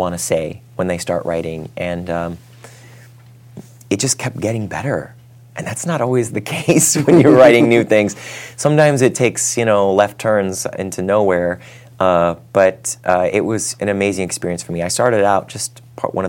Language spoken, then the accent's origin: English; Ohio, United States; I'm from Ohio. I'm an Irish Catholic